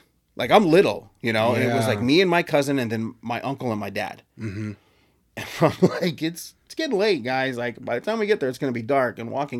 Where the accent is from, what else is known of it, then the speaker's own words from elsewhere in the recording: Texas, United States; Like, I grew up in Texas and I showed you, like, just like you, where you grew up, there was a forest right across the street from my house.